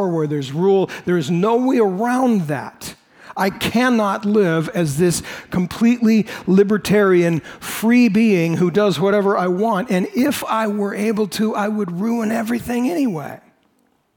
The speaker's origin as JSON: {"language": "English", "country": "United States", "said": "I'm an American"}